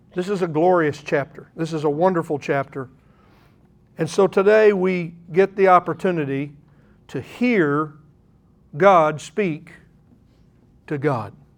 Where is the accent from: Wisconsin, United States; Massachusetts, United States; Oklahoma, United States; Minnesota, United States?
Oklahoma, United States; I'm an Oklahoman